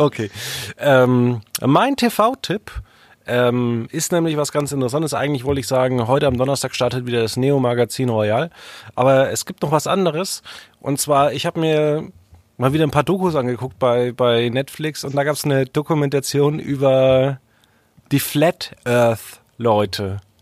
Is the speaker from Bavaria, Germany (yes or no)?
yes; Franconia, Bavaria, Germany; das kommt ja aus dem Nachbardorf, wo ich aufgewachsen bin.